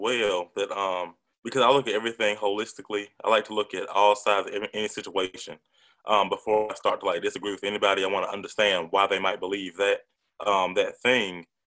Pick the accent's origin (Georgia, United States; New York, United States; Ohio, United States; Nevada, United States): Georgia, United States; Atlanta; because I'm from Atlanta